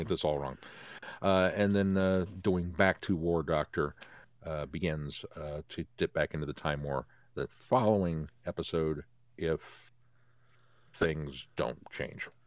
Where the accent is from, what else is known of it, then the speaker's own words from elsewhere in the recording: United States; I'm American